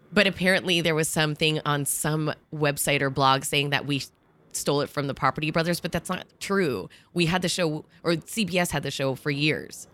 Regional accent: New Jersey, United States; also born or lived in Miami / New York; I grew up in New Jersey and here.

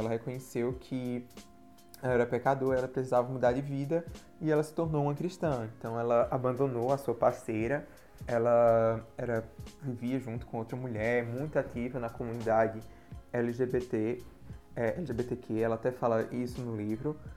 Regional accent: Campina Grande, Paraíba, Brazil; sou de Campina Grande, Paraíba

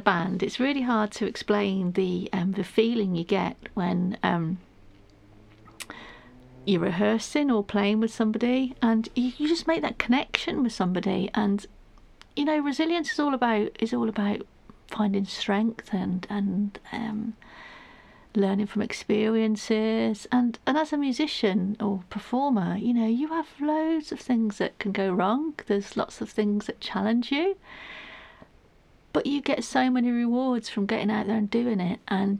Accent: Manchester, North West England, United Kingdom; That shows you where I'm from. I'm from Manchester originally. Can't tell by the accent, I know.

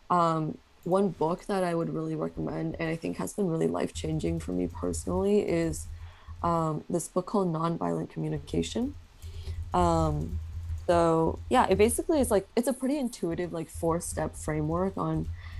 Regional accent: Bay Area, California, United States; growing up in the Bay Area

